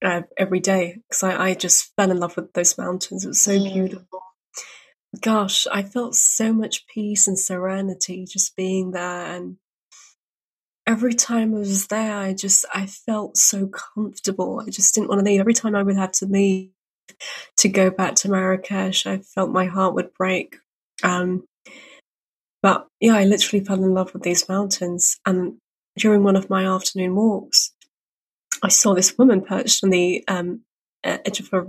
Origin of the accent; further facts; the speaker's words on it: United Kingdom; I'm Brit